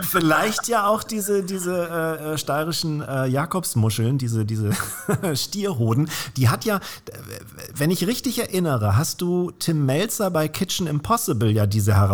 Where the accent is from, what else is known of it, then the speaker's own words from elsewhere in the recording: Northern Germany, Germany; Würde ich als Norddeutscher sagen, Mensch, das ist ja eine längere Muschel.